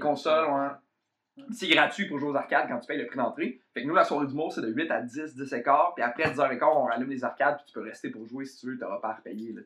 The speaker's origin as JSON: {"language": "French", "town": "Trois-Rivières", "region": "Quebec", "country": "Canada", "moved": "yes", "lives_now": "Montreal, Canada", "said": "je viens de Trois-Rivières"}